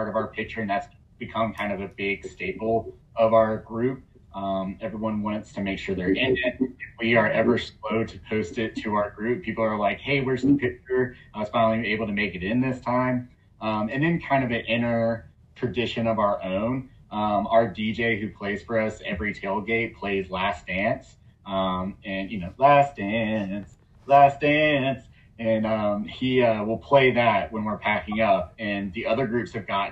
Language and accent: English; Atlanta, Georgia, United States; I grew up in Atlanta playing soccer